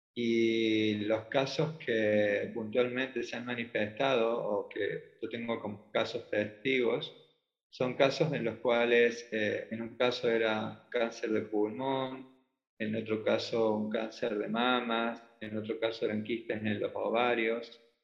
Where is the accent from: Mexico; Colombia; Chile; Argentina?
Argentina; Córdoba; de Córdoba, Argentina